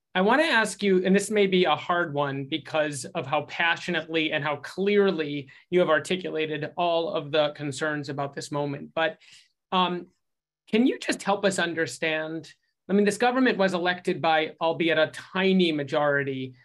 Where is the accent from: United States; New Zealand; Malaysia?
United States; an American Jew and an American Jewish leader